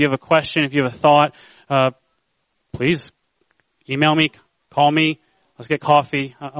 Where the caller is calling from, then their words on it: Shillington, Pennsylvania, United States; I love Shillington. I remember when God first brought us to Christ Community in 2003, I felt God was calling us to stay